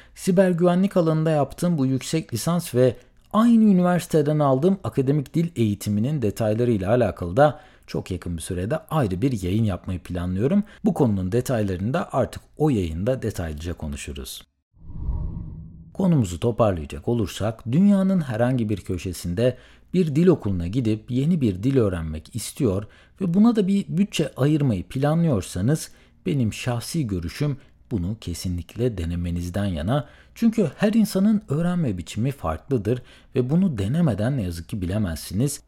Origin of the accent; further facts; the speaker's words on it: Söke, Aydın, Turkey; moved away as an adult; ben tüm hayatımı Aydın Söke'de geçirdiğim için